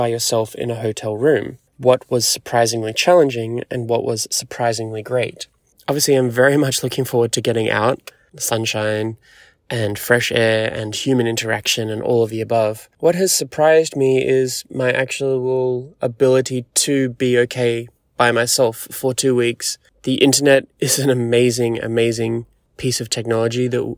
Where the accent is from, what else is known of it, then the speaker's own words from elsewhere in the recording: Sydney, New South Wales, Australia; moved away as an adult; also born or lived in New York; back in my home country, in my home city